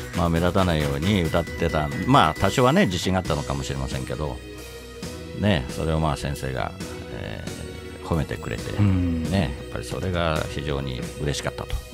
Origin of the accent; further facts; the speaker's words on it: Katsushika, Tokyo, Japan; やっぱり葛飾に生まれ育った